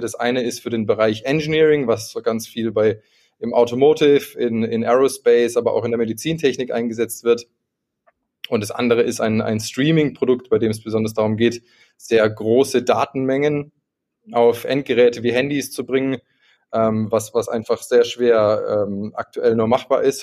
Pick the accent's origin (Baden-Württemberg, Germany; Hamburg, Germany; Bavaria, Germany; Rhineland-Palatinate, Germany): Baden-Württemberg, Germany; Karlsruhe; now in Munich, Germany; Ich komme eigentlich aus Karlsruhe, wohne jetzt gerade in München.